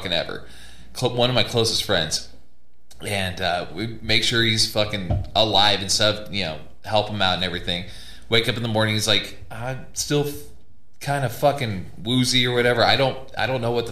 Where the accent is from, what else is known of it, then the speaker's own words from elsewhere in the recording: California, United States; now in Colorado, United States; I'm from California